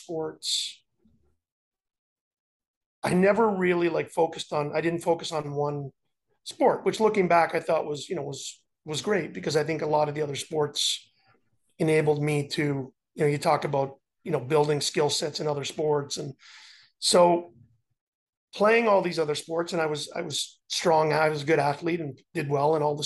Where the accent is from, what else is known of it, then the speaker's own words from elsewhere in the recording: Montreal, Quebec, Canada; growing up in Montreal